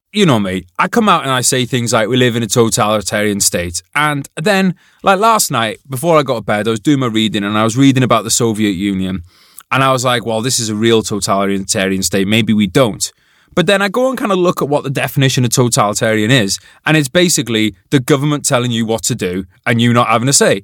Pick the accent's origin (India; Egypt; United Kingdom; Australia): United Kingdom; as a British person